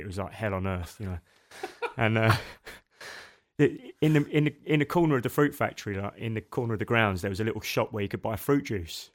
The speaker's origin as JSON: {"language": "English", "town": "Machynlleth", "region": "Wales", "country": "United Kingdom", "tie": "born or raised there", "also_born_or_lived": "South London", "moved": "yes", "said": "when we were nine, my parents decided we'd move to mid-Wales, a place called Macantleth"}